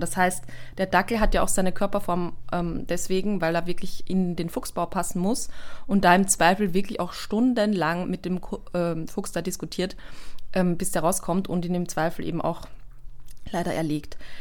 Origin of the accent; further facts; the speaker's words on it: Austria; bei uns in Österreich